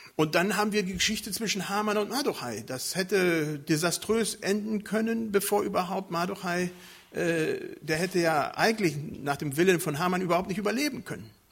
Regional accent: Germany; Bei uns in Deutschland

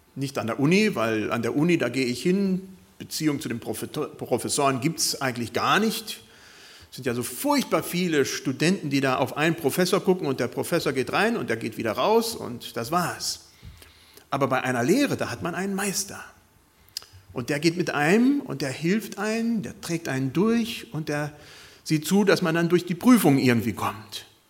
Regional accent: Bad Pyrmont, Lower Saxony, Germany; Also ich bin viele Jahre in meiner Jugend besonders in Bad Pyrmont gewesen

